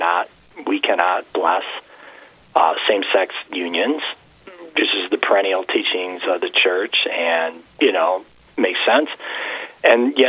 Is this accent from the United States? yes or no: yes; Detroit, Michigan, United States; moved away as an adult; now in Cavalier, United States; I'm from Michigan, and more precisely, just a city boy from South Detroit